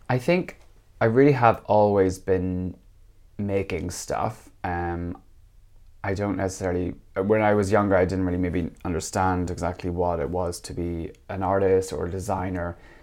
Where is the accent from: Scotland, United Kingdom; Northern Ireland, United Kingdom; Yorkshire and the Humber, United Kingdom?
Northern Ireland, United Kingdom; moved away as an adult; also born or lived in England / Copenhagen, Denmark; now in Finland; I'm, uh, Northern Irish, uh, which is, um, the northern part of Ireland